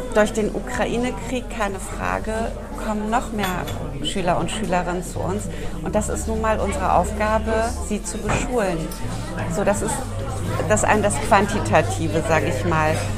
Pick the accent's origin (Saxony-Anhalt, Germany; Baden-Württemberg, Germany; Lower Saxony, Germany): Lower Saxony, Germany; southern; now in Bremen, Germany; Ich bin in Südniedersachsen aufgewachsen. Ich bin ah, keine ah, ja. gebürtige Bremerin, aber ich würde sagen, ich bin Bremerin